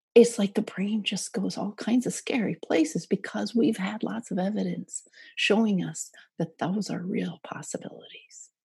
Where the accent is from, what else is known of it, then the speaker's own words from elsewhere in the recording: Minnesota, United States; I grew up in Minnesota